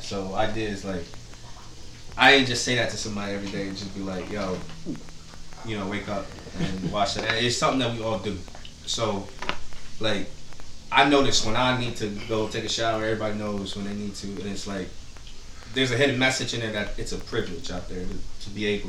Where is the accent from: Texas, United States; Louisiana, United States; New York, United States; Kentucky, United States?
New York, United States; Port Chester; Portchester, New York.